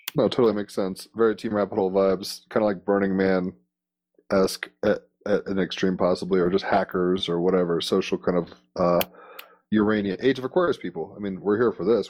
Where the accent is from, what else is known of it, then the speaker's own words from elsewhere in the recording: Richmond, Virginia, United States; I used to grow up in Richmond, Virginia.